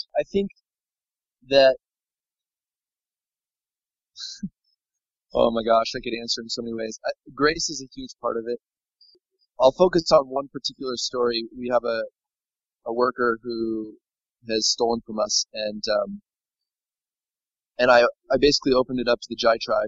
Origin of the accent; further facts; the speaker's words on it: United States; moved away as an adult; now in Laos; growing up in America. I can always go back to America